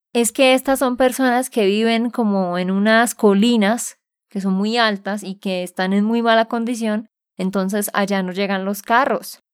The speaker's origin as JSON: {"language": "Spanish", "region": "Santander", "country": "Colombia", "said": "de Santander, Colombia"}